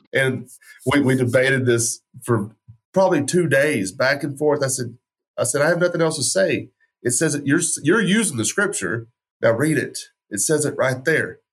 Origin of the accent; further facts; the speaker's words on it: West Texas, United States; I grew up in West Texas, so that's gun culture